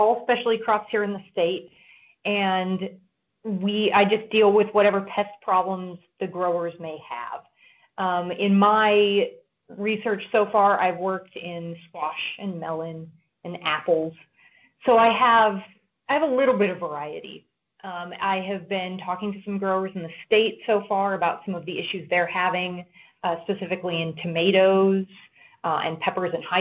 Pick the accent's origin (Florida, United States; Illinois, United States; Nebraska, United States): Nebraska, United States; I grew up in Nebraska